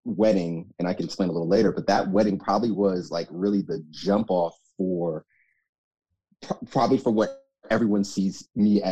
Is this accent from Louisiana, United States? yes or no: no; Mount Vernon, New York, United States; moved away as an adult; also born or lived in Jamaica; now in Washington, D.C., United States; we lived in Mount Vernon, which is where I grew up